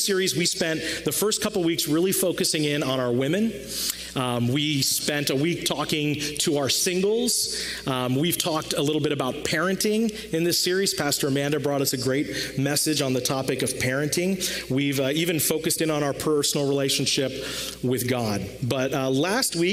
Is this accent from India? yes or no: yes; India; I'm Indian